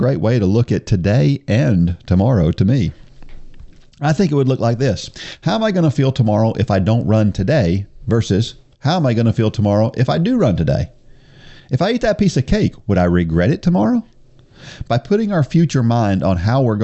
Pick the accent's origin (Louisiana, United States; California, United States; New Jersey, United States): New Jersey, United States; moved away; I was born in New Jersey